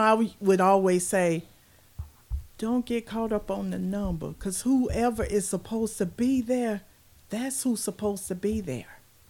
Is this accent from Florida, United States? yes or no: yes; Florida, United States; I'm from Florida.